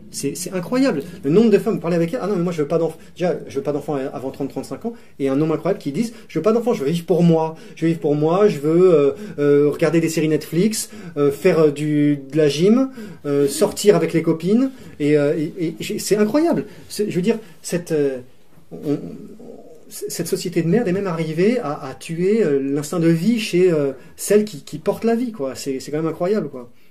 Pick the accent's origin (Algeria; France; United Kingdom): Algeria; parce que nous, ne je te parle en tant qu'Algérien, il y avait comme un passé colonial